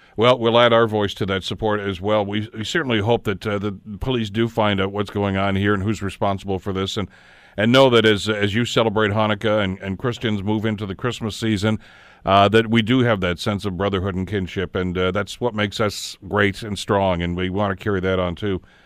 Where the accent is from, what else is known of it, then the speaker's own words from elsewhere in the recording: Canada; as a Canadian